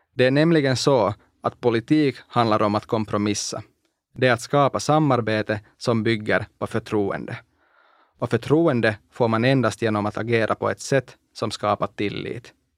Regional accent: Espoo, Uusimaa, Finland; first language Finnish; Swedish is a second language; also born or lived in Iisalmi, North Savo; Vi pratade inte partipolitik i mitt barndomshem, först i Idensalmi i norra Savolax, där jag föddes, och sen i Esbo.

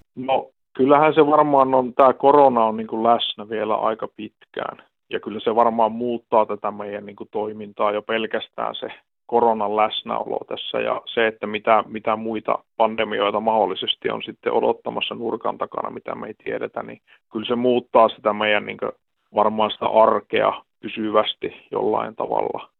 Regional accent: Tornio, Lapland, Finland; now in Oulu, Finland; mä oon itsekin Torniosta lähtösi ja, ja tosiaan yhdeksänkymmentäluvun loppupuolella on muuttanut sieltä Ouluun

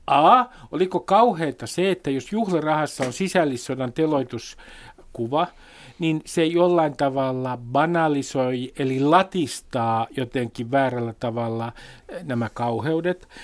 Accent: Nummi, Uusimaa, Finland; kotikuntani Nummen

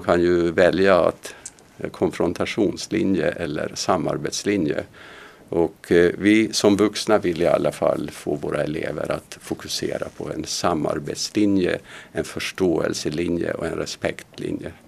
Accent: Finland; now in Sweden; När jag växte upp i Finland

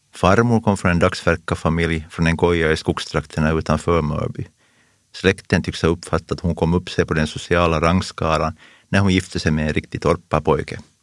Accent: Pojo, Uusimaa, Finland; Jag kommer från Pujo, en industrikommun och den enda röda kommunen i hela västra Nyland. Men jag växte upp på landsbygden väster om Pujoviken

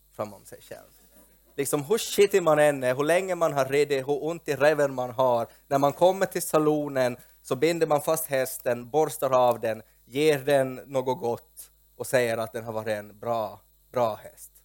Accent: Porvoo, Uusimaa, Finland; i min hemby Pormo

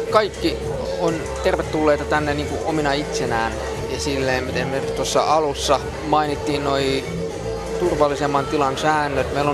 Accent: Helsinki, Uusimaa, Finland; also born or lived in Berlin, Germany; Mä, mä oon syntynyt Berliinissä, niin mä olin silloin siellä äh, se, semmoisessa päiväkodissa. Sitten itse asiassa, kun muuttiin Helsinkiin, niin äh, mä olin täälläkin semmoisessa.

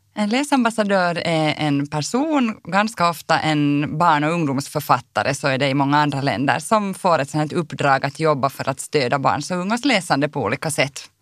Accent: Helsinki, Uusimaa, Finland; moved away as an adult; now in Kirkkonummi, Finland; Jag är ju född och uppvuxen i Helsingfors

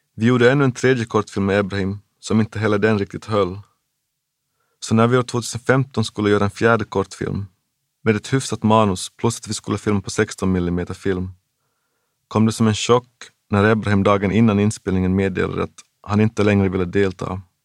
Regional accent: Jakobstad, Ostrobothnia, Finland; also born or lived in Memphis, United States; i min hemstad Jakobstad fanns en underbar liten ungdomsverkstad

